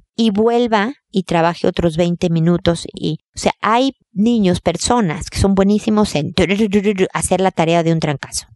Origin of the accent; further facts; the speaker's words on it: Mexico; now in Chile; Yo soy mexicana también, pero estoy en Chile